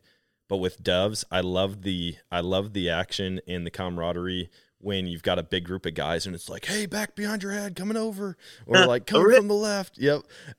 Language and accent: English; Wisconsin, United States